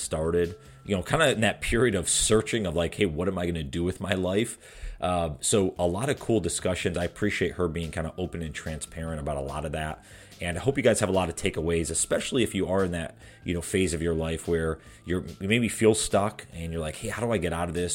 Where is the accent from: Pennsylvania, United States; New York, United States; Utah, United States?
New York, United States; moved away as an adult; now in the Carolinas, United States; I'm from New York originally